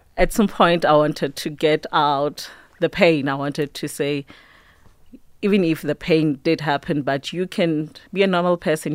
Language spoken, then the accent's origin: English; Mpumalanga, South Africa; I grew up in Park Ratlhagana. It's on the outskirts of Mpumalanga